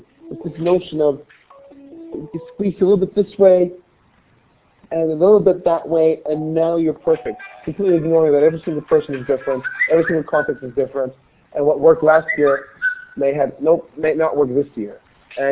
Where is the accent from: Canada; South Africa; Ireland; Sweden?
Sweden; Gothenburg, Västra Götaland; when I grew up in Sweden in Gothenburg, it was a very homogeneous society.